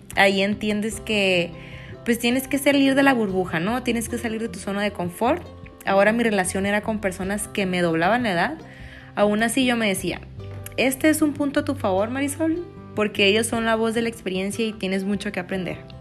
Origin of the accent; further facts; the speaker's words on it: Culiacán, Sinaloa, Mexico; Yo soy de Culiacán